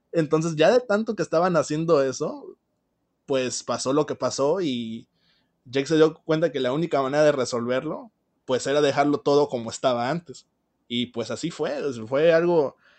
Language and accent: Spanish; Mexico; en mi país, México